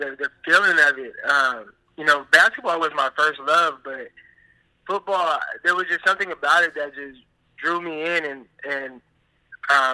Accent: Stockton, California, United States; growing up in Stockton, like, we have a high crime rate.

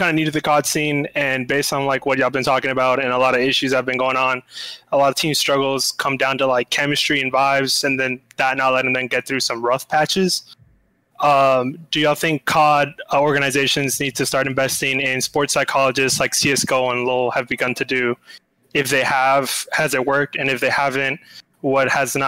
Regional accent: Alice, Texas, United States; South Texas, small town called Alice.

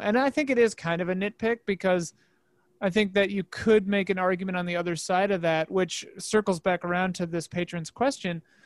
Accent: Midwest, United States; now in Los Angeles, United States; I grew up in the Midwest

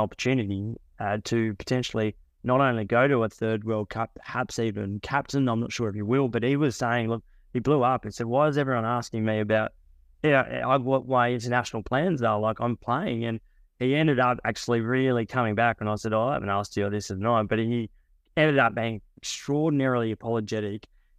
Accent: New Zealand; So even as a New Zealander

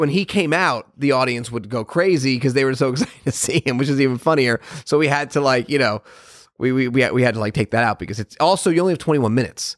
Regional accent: Connecticut, United States; moved away; I grew up in Connecticut

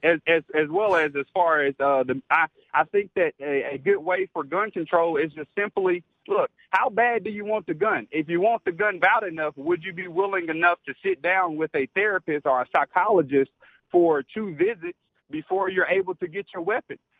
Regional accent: Alabama, United States; now in Kentucky, United States; born and raised in Alabama

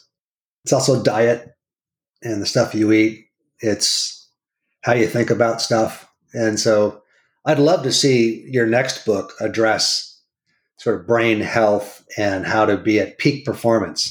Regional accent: California, United States; Born and raised in California. I'm a fourth generation Californian.

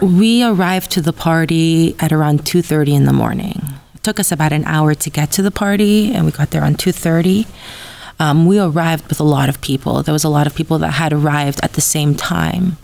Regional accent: Los Angeles, California, United States; I grew up in Los Angeles my whole life

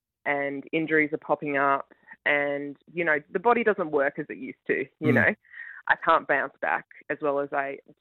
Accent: Ballarat, Victoria, Australia; I grew up in Ballarat in Victoria

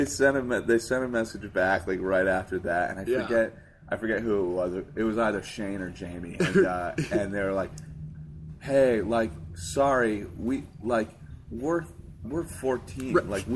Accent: Hartford, Connecticut, United States; I was born in Hartford. Okay. And grew up.

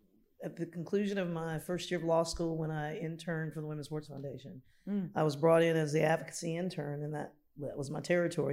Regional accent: Georgia, United States; moved away; also born or lived in Wisconsin / New York; I grew up in Georgia

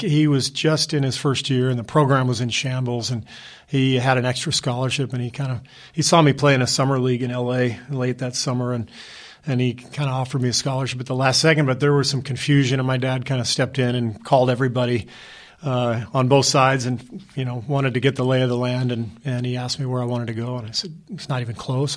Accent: Los Angeles, California, United States; also born or lived in Cairo, Egypt / Beirut, Lebanon; growing up in Pacific Palisades in Los Angeles

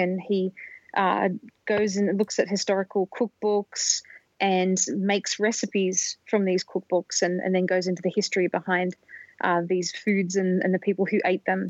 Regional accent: Australia; when I was growing up in Australia when I was a kid in the 1980s

